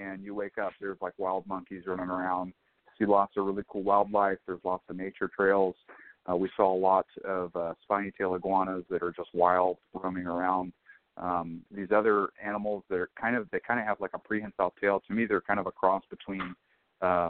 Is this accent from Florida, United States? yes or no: yes; North Florida, United States; moved away as an adult; now in California, United States; I'm actually from Florida